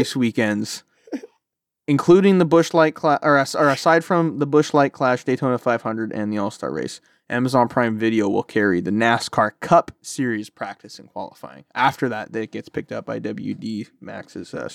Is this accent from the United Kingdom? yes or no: no; Canada; I'm Canadian